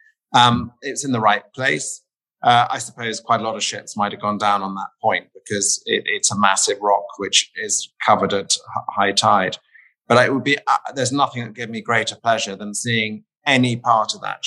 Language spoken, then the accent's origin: English; United Kingdom; I grew up near the Wash